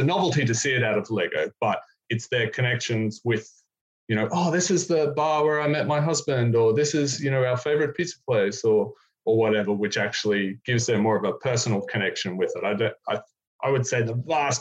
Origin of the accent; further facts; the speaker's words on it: Brisbane, Queensland, Australia; moved away as an adult; also born or lived in North Park, San Diego; now in San Diego, United States; we're from Brisbane, which is where we're from originally